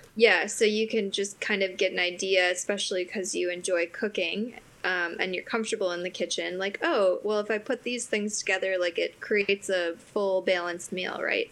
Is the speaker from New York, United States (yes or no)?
no; Wisconsin, United States; now in Aiken, United States; I am from Wisconsin, so I am a cheesehead.